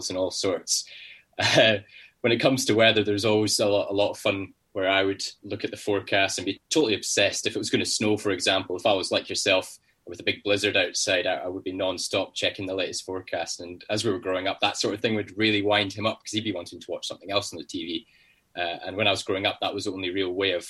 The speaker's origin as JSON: {"language": "English", "town": "Newtonmore", "region": "Scotland", "country": "United Kingdom", "tie": "born or raised there", "moved": "as an adult", "lives_now": "London, United Kingdom", "said": "growing up in Scotland, being in the heart of the Cairngorms National Park, as you mentioned, in a very small town called Newton Moor"}